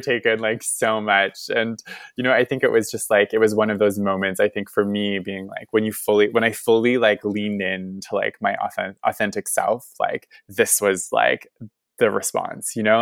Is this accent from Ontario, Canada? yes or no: no; Nova Scotia, Canada; growing up in Nova Scotia